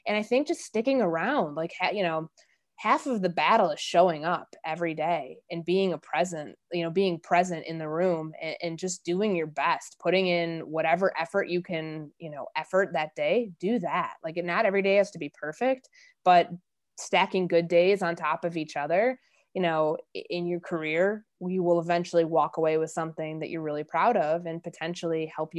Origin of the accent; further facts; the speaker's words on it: Midwest, United States; I'm from the Midwest. Like, I had no idea what it was like in the Deep South